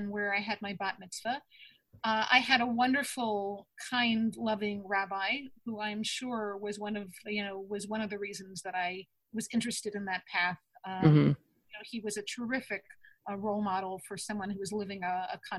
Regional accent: Dutchess County, New York, United States; I grew up in Dutchess County, surrounded by trees and streams

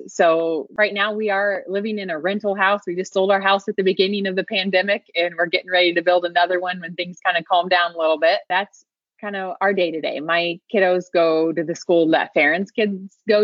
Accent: Indiana, United States; moved away as an adult; now in Pacific Northwest, United States; I grew up in the Midwest. I'm originally from the state of Indiana

